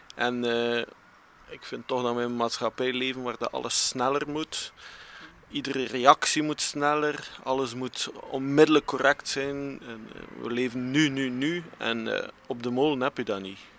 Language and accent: Dutch; Wervik, Flanders, Belgium; we zijn alle drie van Wervik